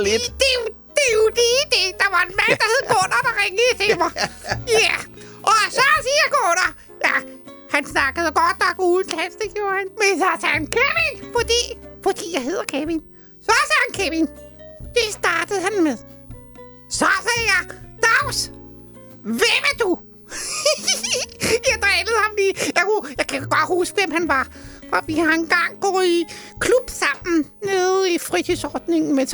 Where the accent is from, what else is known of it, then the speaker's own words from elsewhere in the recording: Roskilde, Zealand, Denmark; Jeg er fra Roskilde